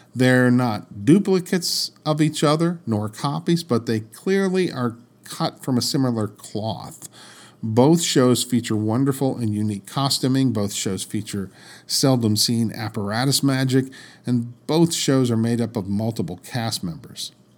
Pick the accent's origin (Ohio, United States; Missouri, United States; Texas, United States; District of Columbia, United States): District of Columbia, United States; Washington; I grew up in the Washington, D C area